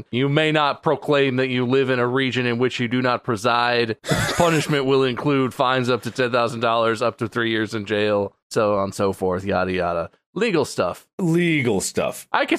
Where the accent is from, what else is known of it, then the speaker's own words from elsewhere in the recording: New Jersey, United States; I'm from Central Jersey. I'm sure about that. And I pronounce the words sure and shore differently.